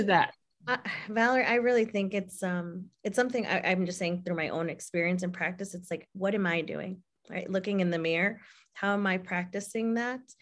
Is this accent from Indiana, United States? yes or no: no; Illinois, United States; I was born here, but my roots and my heritage and my culture are from Mexico